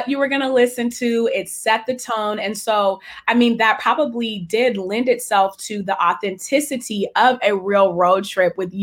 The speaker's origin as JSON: {"language": "English", "area": "San Francisco Bay Area", "region": "California", "country": "United States", "tie": "born or raised there", "said": "I grew up in the San Francisco Bay Area"}